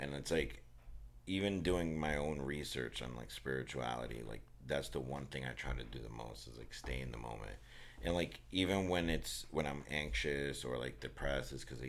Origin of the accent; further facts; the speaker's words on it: Newark, New Jersey, United States; where I grew up in Newark